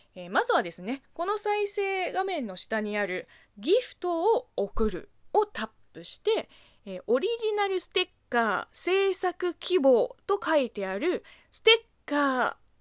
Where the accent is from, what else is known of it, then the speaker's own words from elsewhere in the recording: China; Japanese is a second language; moved away as an adult; now in Japan; 中国生まれ中国育ち